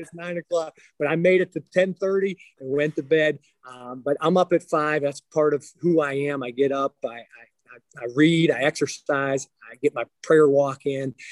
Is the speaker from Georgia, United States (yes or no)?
no; Aliquippa, Pennsylvania, United States; I grew up outside of Pittsburgh, Pennsylvania. So uh, Aliquippa was the town I grew up in.